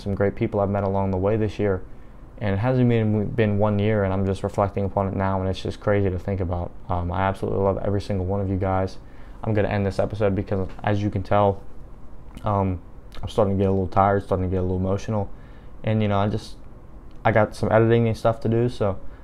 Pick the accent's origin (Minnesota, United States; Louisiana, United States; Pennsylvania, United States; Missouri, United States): Pennsylvania, United States; Dunbar; my home is an hour south of Pittsburgh, a little town called Dunbar, and I've never been any further than that away from my home